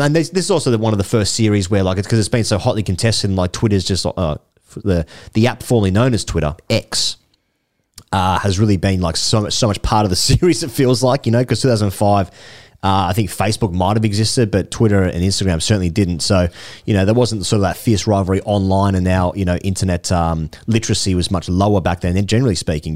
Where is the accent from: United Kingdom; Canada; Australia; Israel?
Australia; as an Australian